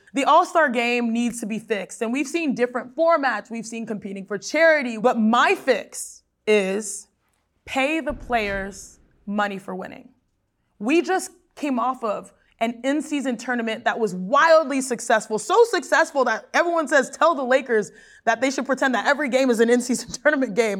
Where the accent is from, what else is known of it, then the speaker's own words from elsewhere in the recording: Houston, Texas, United States; I'm from Houston